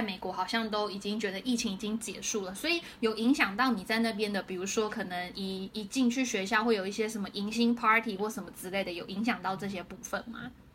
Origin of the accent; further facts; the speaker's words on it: Taiwan; moved away as an adult; now in San Francisco, United States; 身为一个台湾人，我们是没有机会可以看到那么多游民的